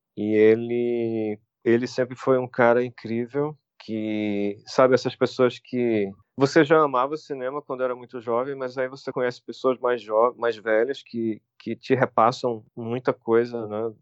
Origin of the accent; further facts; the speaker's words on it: Brazil; nós somos brasileiros, somos artistas brasileiros